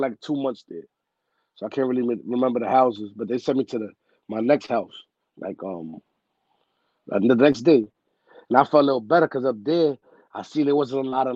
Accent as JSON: {"language": "English", "town": "New York City", "region": "New York", "country": "United States", "tie": "born or raised there", "also_born_or_lived": "Bronx, New York City", "said": "I'm originally from Harlem, though, like Spanish Harlem"}